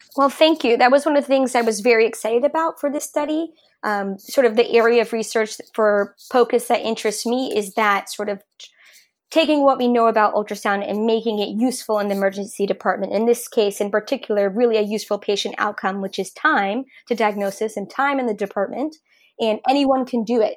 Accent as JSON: {"language": "English", "region": "New York", "country": "United States", "also_born_or_lived": "Rhode Island / Oakland", "moved": "as an adult", "said": "I'm originally from New York"}